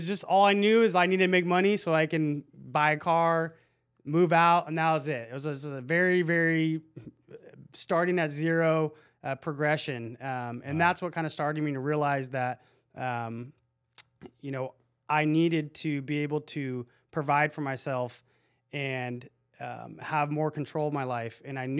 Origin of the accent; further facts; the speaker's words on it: Lake Forest, California, United States; So I grew up in Lake Forest.